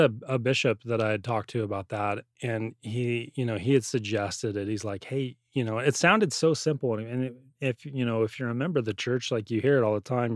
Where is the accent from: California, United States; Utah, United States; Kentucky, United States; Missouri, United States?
Utah, United States; growing up in Utah, they have it as a part of your school